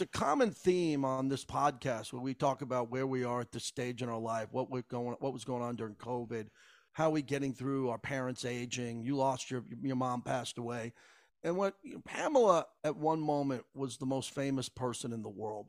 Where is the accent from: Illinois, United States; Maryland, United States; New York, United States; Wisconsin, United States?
New York, United States; Massapequa; also born or lived in San Diego / San Francisco / Los Angeles; now in Las Vegas, United States; I lived growing up in Massapequa, Long Island